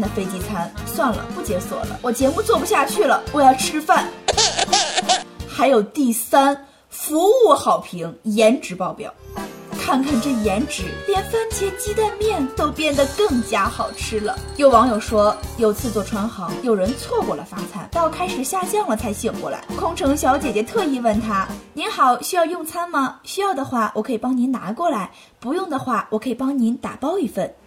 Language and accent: Chinese; Henan, China; 虽然我不会说河南话